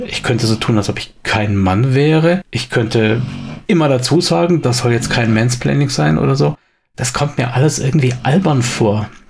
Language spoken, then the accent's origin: German; Swabia, Germany; accent: Swabian; wie man bei uns im Schwabenland sagt